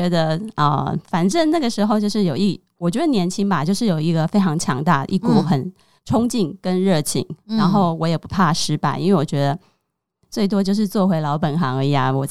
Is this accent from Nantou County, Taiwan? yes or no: no; Pingtung County, Taiwan; now in Taipei, Taiwan; 我来自屏东，就是台湾的最南端。是是啊，然后大家对屏东可能就是，呃，它是一个非常乡下的城市，小镇姑娘这样子。